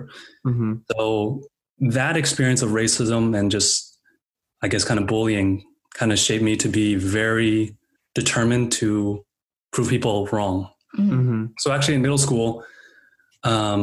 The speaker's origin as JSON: {"language": "English", "area": "Bay Area", "region": "California", "country": "United States", "tie": "born or raised there", "said": "I was born and raised in the Bay Area"}